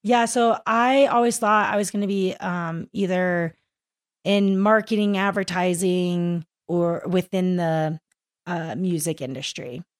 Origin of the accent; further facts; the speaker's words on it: Kingwood, Texas, United States; moved away; I'm from Kingwood, Texas